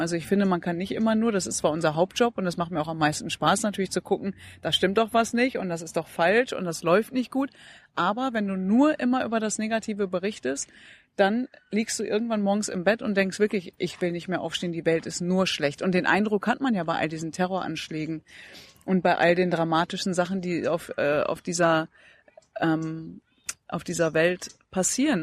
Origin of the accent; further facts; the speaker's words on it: Datteln, North Rhine-Westphalia, Germany; Also ich bin geboren worden in Datteln, dann war ich im Kindergarten, Grundschule, Gymnasium, Abitur